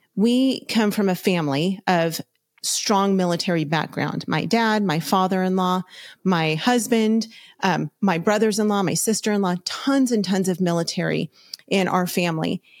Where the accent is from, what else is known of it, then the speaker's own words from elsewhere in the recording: Los Angeles County, California, United States; We're from Los Angeles County